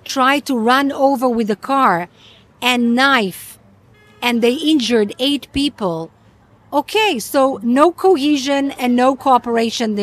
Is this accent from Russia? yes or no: no; Ashdod, Israel; I was born in Israel several years later